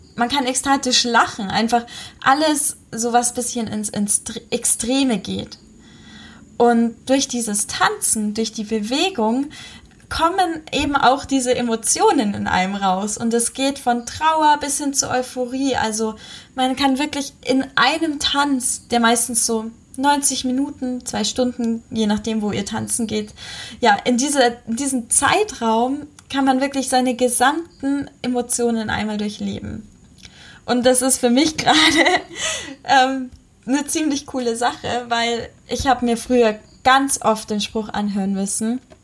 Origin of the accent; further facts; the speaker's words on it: Munich, Bavaria, Germany; In München zum Beispiel, wo ich herkomme